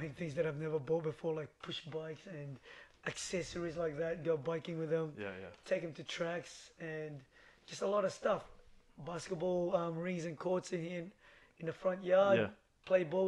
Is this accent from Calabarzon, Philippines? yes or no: yes; Lucban, Calabarzon, Philippines; also born or lived in Blacktown, Australia; now in Sydney, Australia; I was born in a little small town in Philippines called Lukban. In Quezon Province.